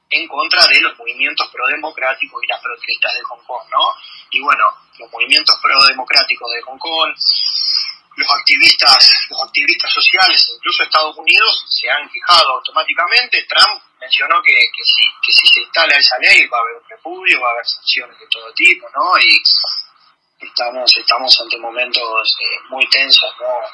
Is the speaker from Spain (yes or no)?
no; Argentina; Como, como, argentinos